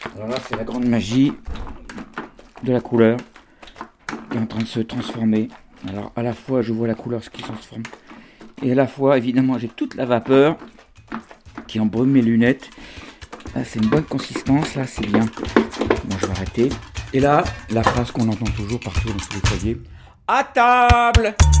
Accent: France; j'ai grandi en France

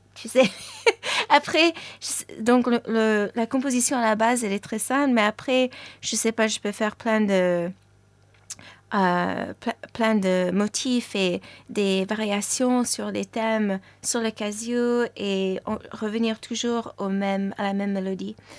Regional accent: New York, United States; first language French; moved away; also born or lived in Paris, France; je suis née à New York, donc mes parents tous les deux, ils parlent français. Et donc j'ai grandi en parlant le français à la maison

